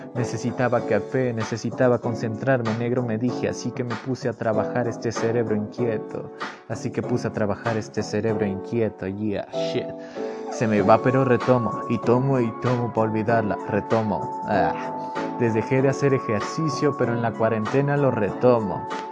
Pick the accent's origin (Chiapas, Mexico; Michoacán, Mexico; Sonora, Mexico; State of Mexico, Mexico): State of Mexico, Mexico; Miraflores; aquí en, Miraflores, aquí donde, de donde yo soy, Miraflores está Estado de México